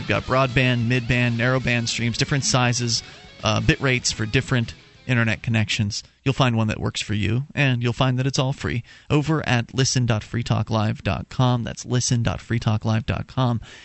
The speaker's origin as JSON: {"language": "English", "region": "Florida", "country": "United States", "tie": "born or raised there", "moved": "as an adult", "lives_now": "New Hampshire, United States", "said": "I'm a native of Florida, and I spent 26 years of my life there. Uh, moved up here in, in 2006"}